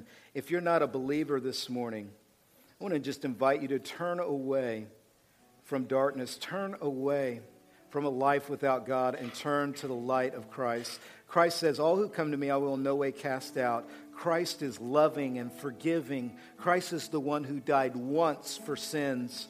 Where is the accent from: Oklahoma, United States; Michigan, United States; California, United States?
Oklahoma, United States; We, from Oklahoma